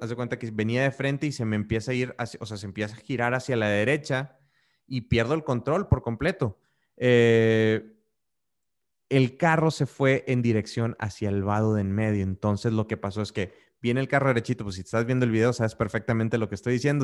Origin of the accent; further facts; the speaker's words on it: Monterrey, Nuevo León, Mexico; now in Querétaro, Mexico; yo soy de Monterrey, como, ah, como, como algunos de ustedes ya saben, pero ahorita vivo en la ciudad de Querétaro